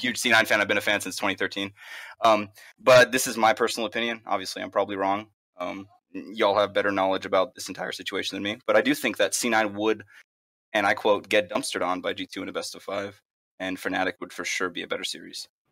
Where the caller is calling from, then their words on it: San Antonio, Texas, United States; I'm calling from, uh, San Antonio, Texas, so, South United States.